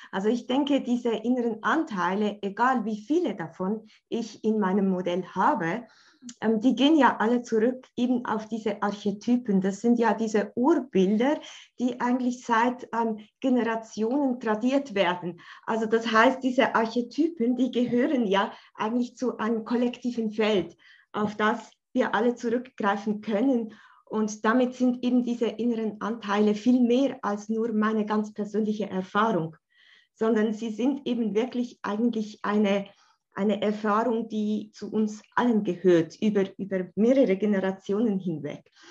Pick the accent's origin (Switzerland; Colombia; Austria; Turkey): Switzerland; Bern; wie du schon gesagt hast, ich komme aus der Schweiz, aus Bern.